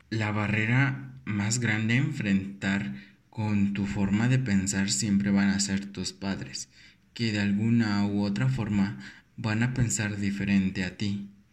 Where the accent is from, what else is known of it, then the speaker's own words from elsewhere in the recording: Mexico; como mexicanos